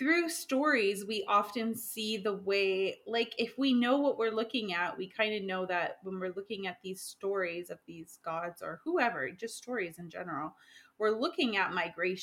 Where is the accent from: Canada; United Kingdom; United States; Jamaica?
Canada; moved away as an adult; now in Europe; as a Canadian, growing up as a Canadian, with Quebec constantly wanting to separate